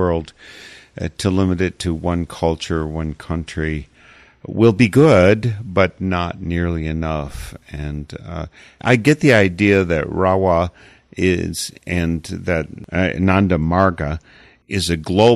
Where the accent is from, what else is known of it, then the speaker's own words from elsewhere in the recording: Wisconsin, United States; I come from Wisconsin